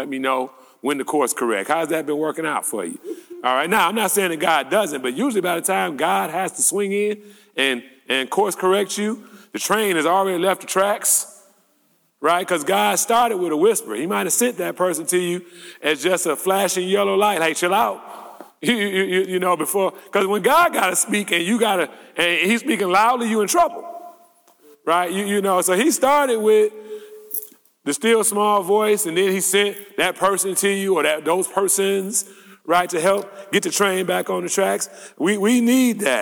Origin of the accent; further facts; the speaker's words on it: United States; also born or lived in Detroit; As American Christians